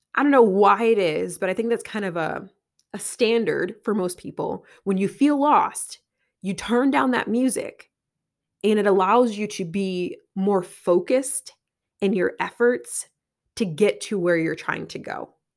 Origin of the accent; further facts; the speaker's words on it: Connecticut, United States; I'm from Connecticut